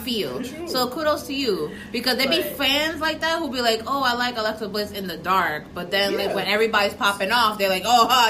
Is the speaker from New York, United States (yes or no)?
yes; New York City, New York, United States; English is a second language; we're from New York, like we're used to girls like that, like them Staten Island Italian chicks.